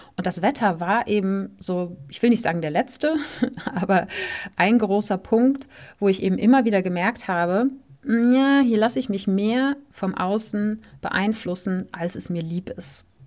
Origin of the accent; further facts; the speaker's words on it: Germany; moved away as an adult; aus dem Land, wo man aufgewachsen ist